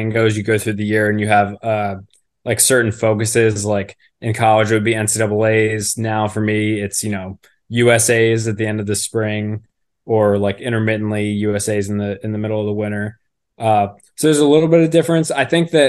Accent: Philadelphia, Pennsylvania, United States; moved away as an adult; also born or lived in Villanova; now in Baltimore, United States; I'm from the Philadelphia area

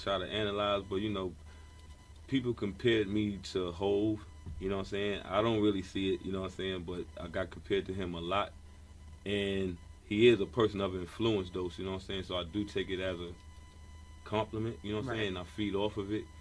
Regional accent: New York City, New York, United States; moved away as an adult; also born or lived in South Carolina; now in Brooklyn, United States; grew up in the Bronx. Every summer, my parents used to send me down to South Carolina, though, so it was between Bronx and South Carolina

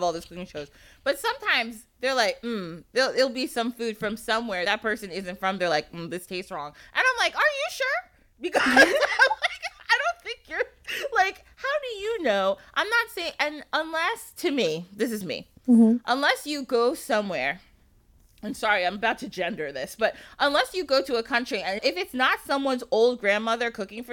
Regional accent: Ghana; my fiance is Nigerian, I'm Ghanaian

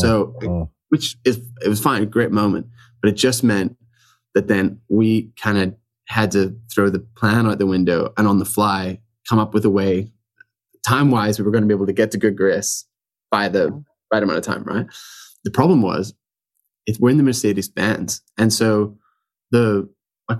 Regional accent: Ireland; accent: Irish; my Irish accent

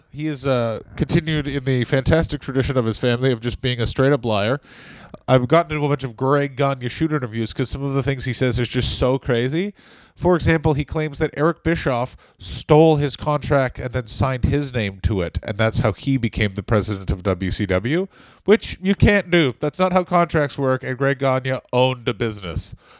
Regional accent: Puerto Rico; No, Stu, I'm from Puerto Rico.

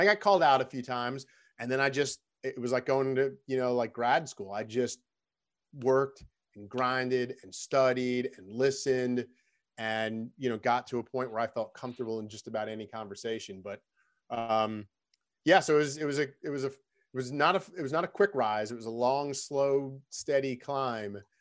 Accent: Long Island, New York, United States; moved away as an adult; also born or lived in Salisbury, Maryland / Birmingham, Alabama / Baltimore; I grew up on Long Island

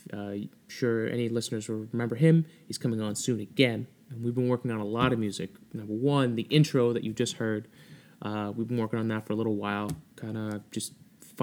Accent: Massachusetts, United States; I am from Massachusetts.

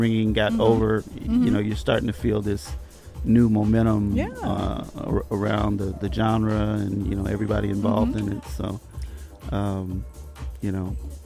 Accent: Chicago, Illinois, United States; Jackson Park Highlands on the south side

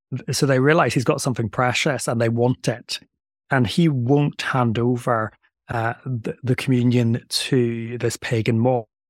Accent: Northern Ireland, United Kingdom; moved away; also born or lived in Delaware, United States / England / Belgium; I come from Northern Ireland, which is why I have a strange accent

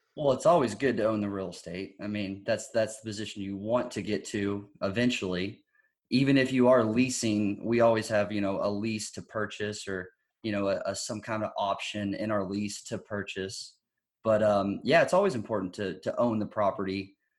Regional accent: Texas, United States; I'm from Texas

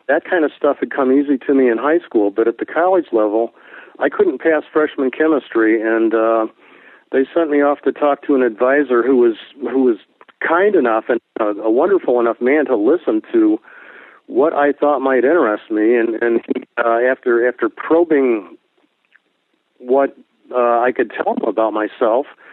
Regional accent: Miami, Florida, United States; When I grew up in South Florida, I grew up in the Miami area.

